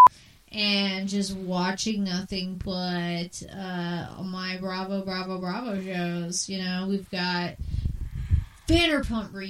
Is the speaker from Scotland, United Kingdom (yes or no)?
yes; Scotland, United Kingdom; I hail from Scotland here